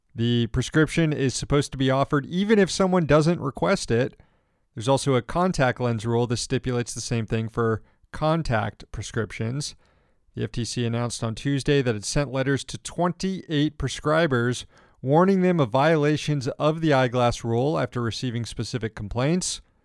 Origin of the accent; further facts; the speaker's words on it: Florida, United States; I'm from Florida